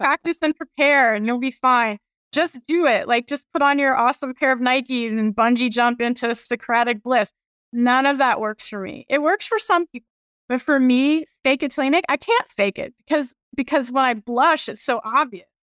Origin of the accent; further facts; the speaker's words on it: Virginia, United States; I grew up in Virginia, went to U V A for undergrad and law school